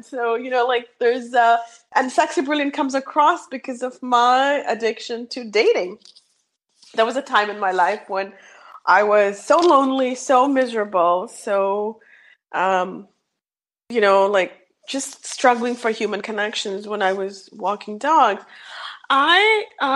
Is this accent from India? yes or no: yes; India; English is a second language; moved away; I'm born and raised in India, so I have a very, I struggle with English a little bit